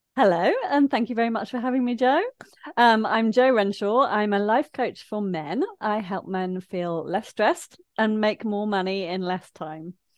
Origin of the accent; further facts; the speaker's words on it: Leicester, East Midlands, United Kingdom; now in Brighton, United Kingdom; I grew up in Leicester in the landlocked Midlands